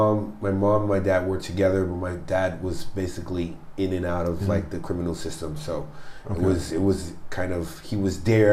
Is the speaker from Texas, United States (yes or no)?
no; New York City, New York, United States; I was born in Brooklyn, New York.